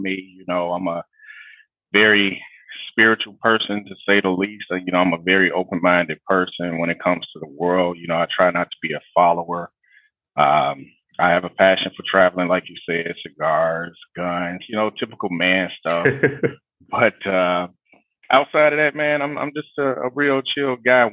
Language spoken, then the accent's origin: English; Alabama, United States; moved away as an adult; now in Illinois, United States; raised in Alabama, went to Alabama State